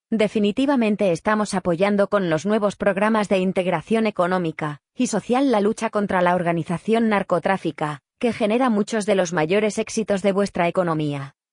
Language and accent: Spanish; Uruguay; como uruguayos, ¿qué, porcentaje de porcentaje en nuestra composición genética tenemos que tener para, mm, para poder eh, tramitar el pasaporte español?